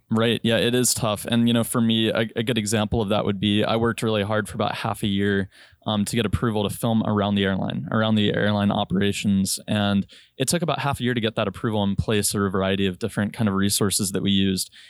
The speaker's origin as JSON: {"language": "English", "town": "Richmond", "region": "Virginia", "country": "United States", "also_born_or_lived": "Chicago / North Dakota / Hawaii", "moved": "yes", "said": "I'm from Richmond, Virginia"}